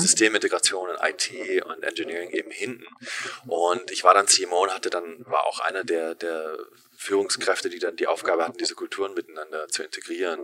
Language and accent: German; Germany; moved away as an adult; also born or lived in Berlin / Los Angeles, United States / San Francisco, United States; ich bin in Deutschland aufgewachsen